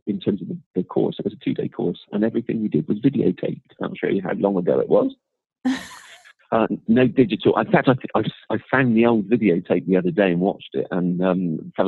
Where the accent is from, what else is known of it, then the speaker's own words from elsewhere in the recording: Bristol, South West England, United Kingdom; accent: Bristolian; also born or lived in London; I can remember trying to drop my accent, trying really, really hard not to sound like I was from Bristol. And then eventually when I became slightly more comfortable with who I was, it appeared